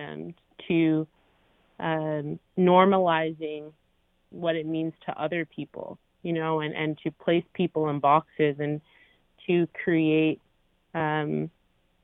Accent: Maplewood, New Jersey, United States; I was born in Maplewood, New Jersey, and I grew up with the same kids my whole life.

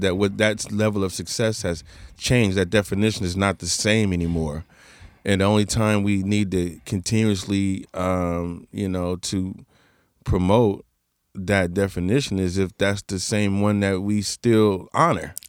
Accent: Portland, United States; I'm just from Portland

